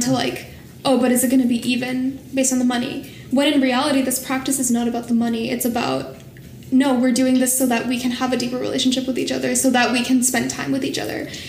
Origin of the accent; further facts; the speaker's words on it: Bay Area, California, United States; moved away as an adult; also born or lived in Washington State; now in Washington, D.C., United States; growing up in the Bay Area